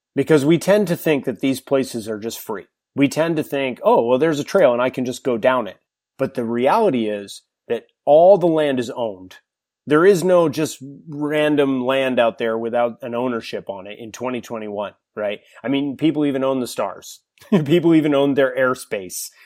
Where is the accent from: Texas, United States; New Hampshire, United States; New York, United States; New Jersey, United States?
New Hampshire, United States; moved away as an adult; now in San Diego, United States; I grew up in New Hampshire, spent twenty years in, in the White Mountain State